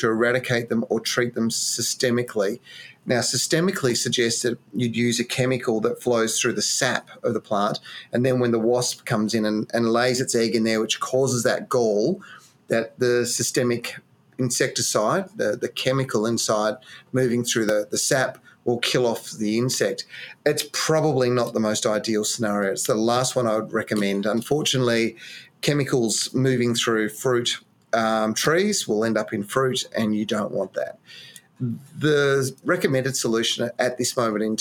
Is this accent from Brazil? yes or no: no; Western Australia, Australia; moved away; my home state